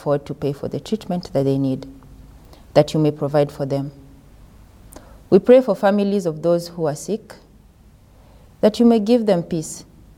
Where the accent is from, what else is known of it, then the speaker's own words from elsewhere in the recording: Kenya; moved away; I come from Kenya.